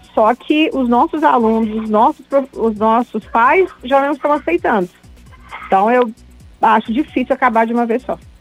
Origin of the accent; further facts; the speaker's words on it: Barbacena, Minas Gerais, Brazil; é meu conterrâneo, que eu sou de Barbacena